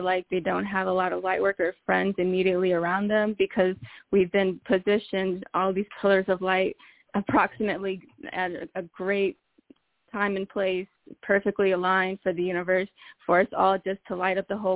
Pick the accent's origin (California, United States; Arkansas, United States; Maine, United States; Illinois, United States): Illinois, United States; Peoria; I'm from Peoria, Illinois, born and raised